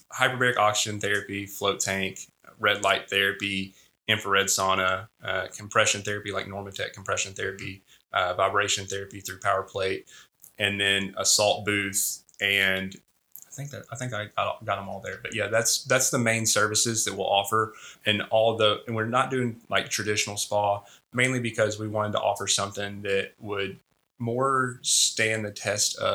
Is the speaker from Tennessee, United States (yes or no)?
yes; Jackson, Tennessee, United States; now in Memphis, United States; I grew up in Jackson, Tennessee